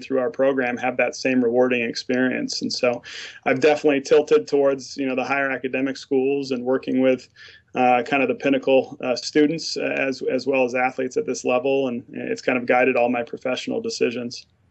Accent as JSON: {"language": "English", "region": "Mountain West", "country": "United States", "tie": "born or raised there", "also_born_or_lived": "Utah / Midwest / Rochester", "moved": "as an adult", "said": "growing up in the Mountain West"}